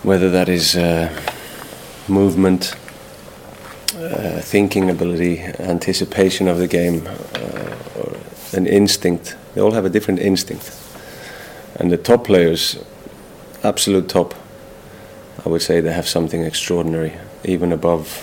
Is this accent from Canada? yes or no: no; Iceland; English is a second language; moved away; also born or lived in Spain / England; we grew up in Iceland, speaking English, watching English football